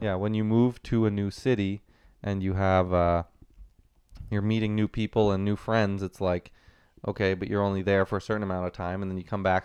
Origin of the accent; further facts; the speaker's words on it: Ottawa, Ontario, Canada; also born or lived in Waterloo, Ontario; born and raised in Ottawa